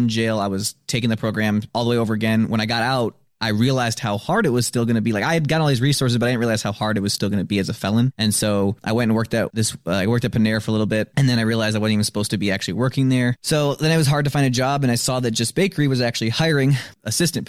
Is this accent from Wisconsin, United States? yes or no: yes; Madison, Wisconsin, United States; also born or lived in Janesville; Born in Janesville. I've lived in Madison all my life.